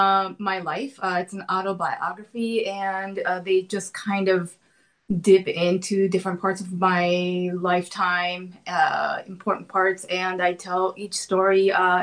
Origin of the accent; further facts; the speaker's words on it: Minnesota, United States; moved away as an adult; also born or lived in Tokyo, Japan / New Jersey; now in Pacific Northwest, United States; I grew up in Tokyo, Japan. I was born there. I lived there until I was 9, and then I moved to Minnesota.